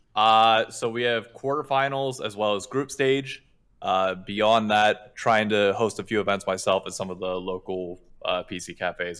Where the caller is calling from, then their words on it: New York City, New York, United States; calling from Hell's Kitchen in New York City